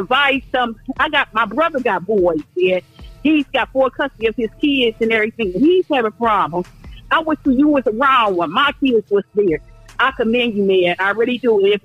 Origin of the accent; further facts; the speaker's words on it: Toledo, Ohio, United States; now in Phoenix, United States; I was raised in Toledo